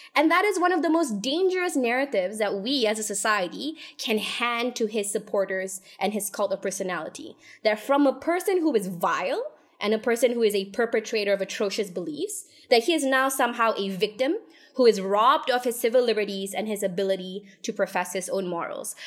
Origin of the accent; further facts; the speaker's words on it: Malaysia; we, as a Malaysian society